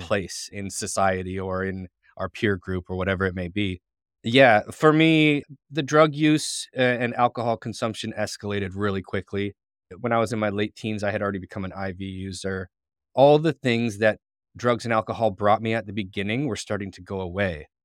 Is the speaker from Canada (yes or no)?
yes; St. Catharines, Ontario, Canada; I grew up in Saint Catharines, Ontario